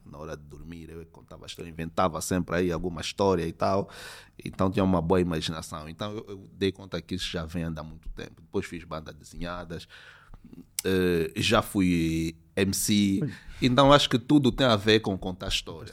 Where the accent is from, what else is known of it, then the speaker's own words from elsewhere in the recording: Luanda, Luanda Province, Angola; desde a minha infância aqui na Maianga